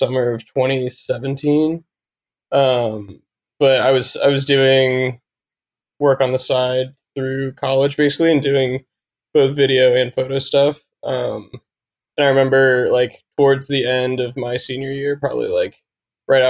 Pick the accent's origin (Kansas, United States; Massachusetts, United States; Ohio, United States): Ohio, United States; Dayton; also born or lived in Columbus, Ohio; I grew up in Dayton, Ohio, and then moved to Columbus when I went to Ohio State